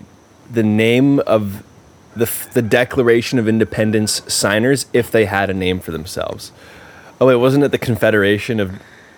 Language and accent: English; Massachusetts, United States; I grew up in Massachusetts.